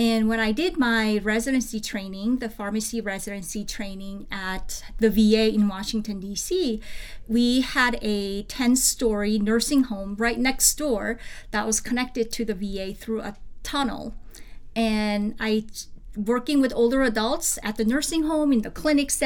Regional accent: South Korea; moved away; Growing up in South Korea, I lived with my grandparents for many years.

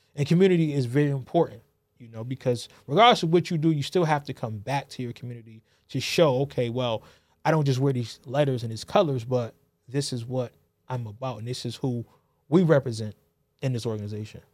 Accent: New Haven, Connecticut, United States; born and raised in New Haven, Connecticut

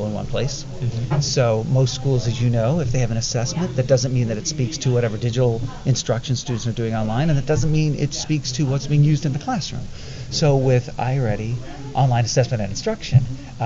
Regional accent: Indianapolis, Indiana, United States; I'm from Indianapolis, Indiana.

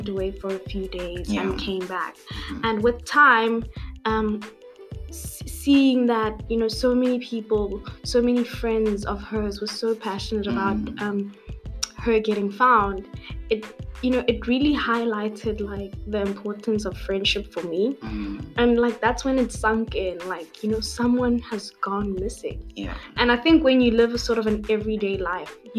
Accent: Pretoria, Gauteng, South Africa; I'm 21. I'm from Pretoria.

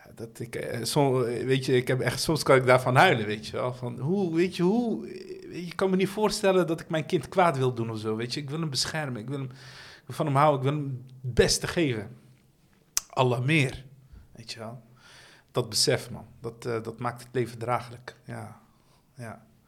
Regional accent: Rotterdam, South Holland, Netherlands; ik ben opgegroeid in Dashaven

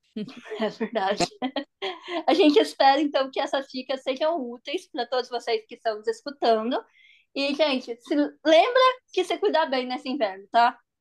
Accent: Brazil; now in Rome, Italy; eu sou brasileira

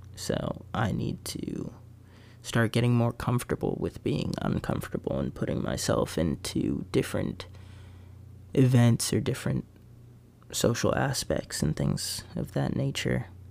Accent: Bethlehem, Pennsylvania, United States; Growing up in Bethlehem has been fun, for sure.

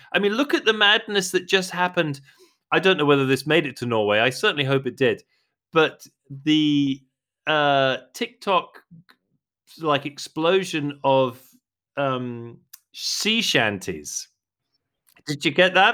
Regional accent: London, United Kingdom; I'm a Londoner. I was born in London. I grew up in London

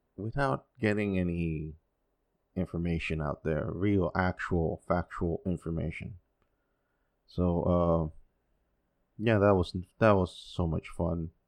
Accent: Dominican Republic; first language Spanish; English is a second language; also born or lived in United States; I've been living here most of my life, though I was born in the States, but lived here 'cause my parents are from here

